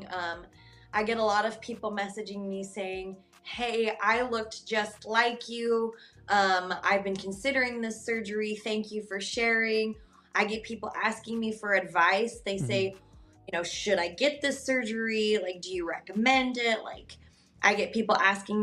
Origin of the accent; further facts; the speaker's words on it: Wyoming, United States; now in Kansas City, United States; I grew up in Wyoming.